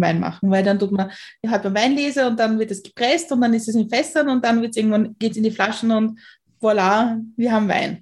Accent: Austria; ich bin auch in Österreich aufgewachsen

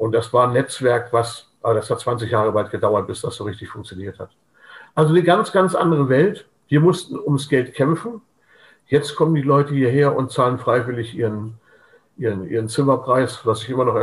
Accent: Hamburg, Germany; wir hatten zwar ein Zuhause, das war Hamburg, also ich bin gebürtiger Hamburger, aber wir waren mit unserem Schiff auf dem Schiff, wir haben auf dem Schiff gelebt.

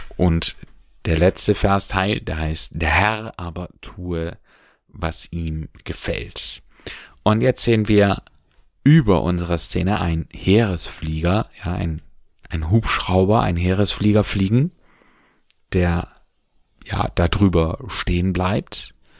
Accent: Germany; bei uns in Deutschland

